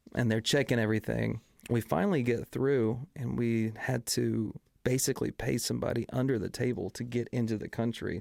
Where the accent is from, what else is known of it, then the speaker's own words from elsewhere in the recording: Kilgore, Texas, United States; as well as in East Texas, where I'm from. I'm from Kilgore, East Texas